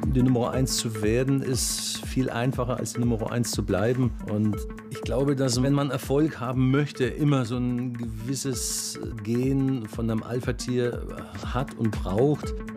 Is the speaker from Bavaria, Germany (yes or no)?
yes; near Bamberg, Bavaria, Germany; also born or lived in Berlin; Ursprünglich bin ich aus der Nähe von Bamberg, auch da geboren, im kleinen Dorf aufgewachsen